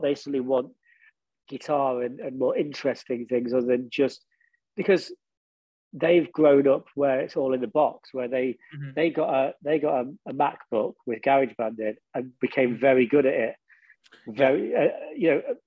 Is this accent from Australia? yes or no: no; Derby, East Midlands, United Kingdom; moved away as an adult; now in London, United Kingdom; I am really proud of my hometown. And because the whole time we were in the band originally, we lived in Derby. And it's kind of weird to me now because I now live in London.